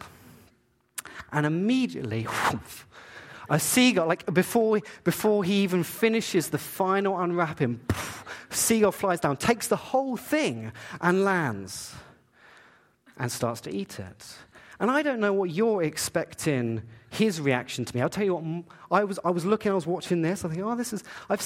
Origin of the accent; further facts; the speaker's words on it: Eastbourne, South East England, United Kingdom; now in Canada; I grew up in England. I grew up in a place called Eastbourne. It's near Brighton, very south coast against the channel of England.